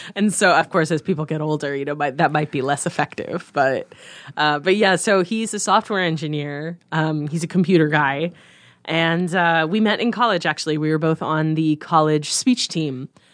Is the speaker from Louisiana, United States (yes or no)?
no; Harvard, Nebraska, United States; moved away as an adult; also born or lived in Missouri; now in Omaha, United States; I grew up in a little town right by Hastings, Nebraska, called Harvard, Nebraska.